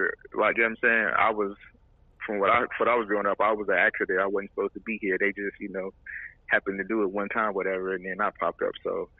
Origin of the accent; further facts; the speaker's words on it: Kansas City, Kansas, United States; now in Houston, United States; Kansas City, Kansas.